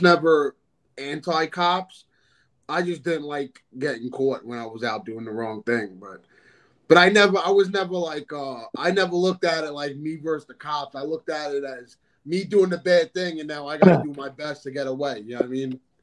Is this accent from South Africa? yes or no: no; New York City, New York, United States; also born or lived in Sheepshead Bay, Brooklyn, New York; I moved out to Staten Island when I was like 12 years old